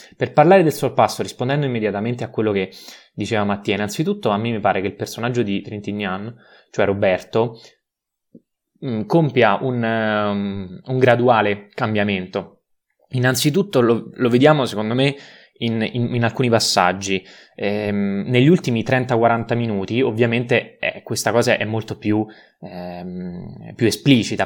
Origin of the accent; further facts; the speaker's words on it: Rome, Lazio, Italy; da romano